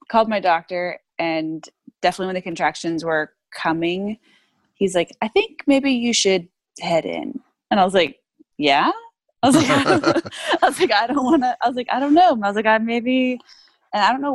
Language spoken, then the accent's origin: English; Texas, United States; now in Los Angeles, United States; I'm from Texas